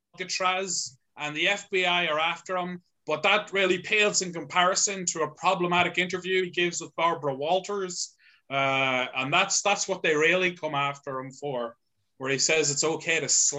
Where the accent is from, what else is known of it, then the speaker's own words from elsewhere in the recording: Monaghan, Ulster, Ireland; I am. Yeah.